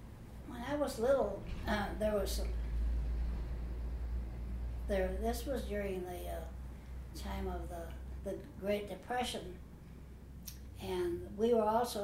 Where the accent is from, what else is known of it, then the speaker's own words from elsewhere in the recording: Appalachia, southeastern Kentucky, United States; In southeastern Kentucky, in Appalachia, and in the foothills of the Appalachian Mountains, and it was very rural.